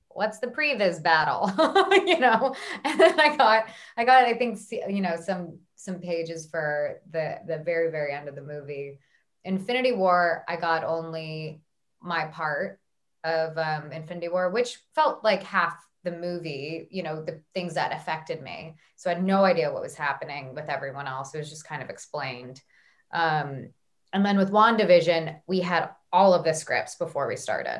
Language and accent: English; United States; accent: American; my American accent